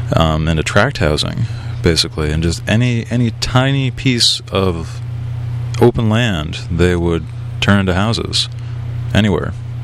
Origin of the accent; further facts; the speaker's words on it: Lawrenceville, New Jersey, United States; moved away; I was raised in Lawrenceville